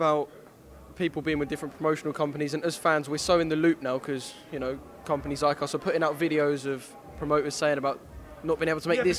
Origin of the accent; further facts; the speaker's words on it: England, United Kingdom; as an Englishman